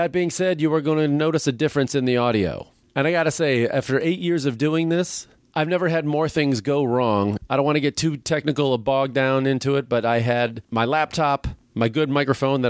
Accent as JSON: {"language": "English", "town": "Chicago", "region": "Illinois", "country": "United States", "tie": "born or raised there", "moved": "yes", "said": "my hometown of Chicago"}